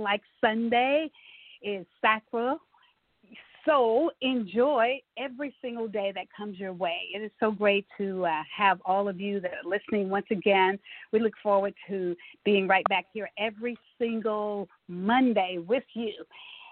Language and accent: English; Tyler, Texas, United States; our city, Tyler, Texas, where I was born and bred